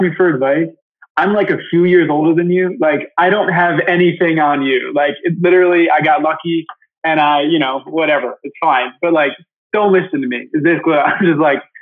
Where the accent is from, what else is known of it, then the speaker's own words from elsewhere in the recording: Michigan, United States; I grew up in Michigan. I'm actually here right now